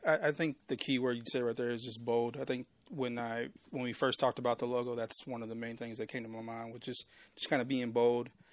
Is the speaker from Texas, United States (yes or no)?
yes; Waco, Texas, United States; I'm born and raised in Waco. I mean, I, I was in Waco Public Schools